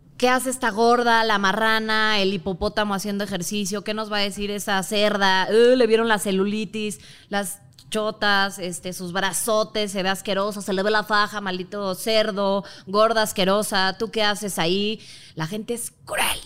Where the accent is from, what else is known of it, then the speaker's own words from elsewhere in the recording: Mexico; Soy mexicana